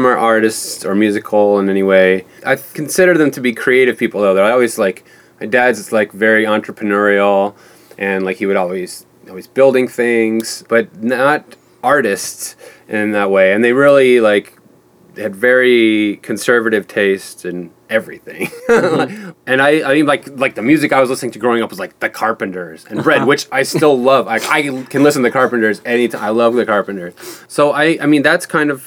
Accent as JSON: {"language": "English", "town": "Kankakee", "region": "Illinois", "country": "United States", "tie": "born or raised there", "said": "I grew up in like an hour south of Chicago, a town called Kankakee"}